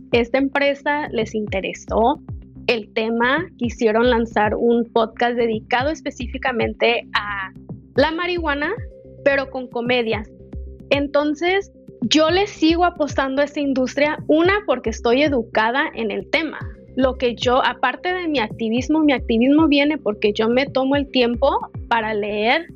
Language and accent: Spanish; Los Angeles, California, United States; moved away as an adult; also born or lived in Denver, Colorado; Yo nací y fui criada en Los Ángeles